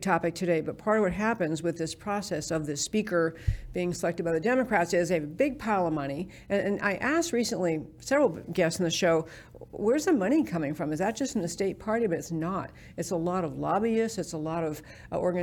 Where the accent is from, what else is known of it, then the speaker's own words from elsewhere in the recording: New York, United States; now in Texas, United States; I grew up in New York